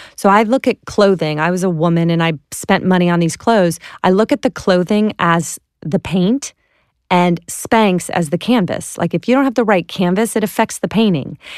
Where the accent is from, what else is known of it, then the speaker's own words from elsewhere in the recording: Clearwater, Florida, United States; I'm from Clearwater, Florida